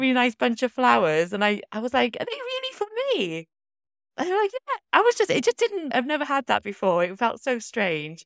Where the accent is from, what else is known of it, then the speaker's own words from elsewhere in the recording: South Wales Valleys, United Kingdom; I'm from the South Wales Valleys